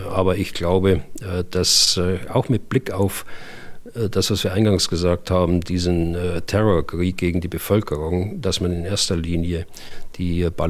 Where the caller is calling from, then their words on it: Berlin, Germany; ich komme aus Berlin.